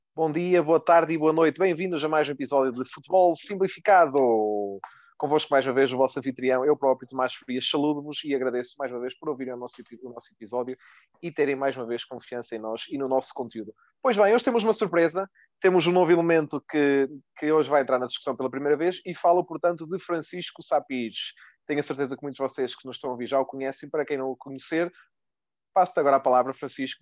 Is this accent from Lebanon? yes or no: no; Portugal; Como portugueses